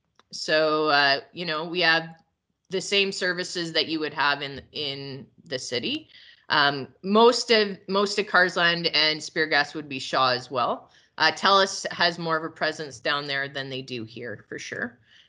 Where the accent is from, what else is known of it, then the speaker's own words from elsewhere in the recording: Calgary, Alberta, Canada; now in Lyalta, Canada; we moved to Lyalta from Calgary. I was born and raised in Calgary. And thought I was a city girl, but no more.